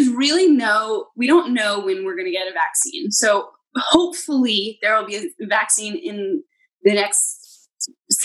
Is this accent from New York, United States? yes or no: yes; New York, United States; me and my friends as New Yorkers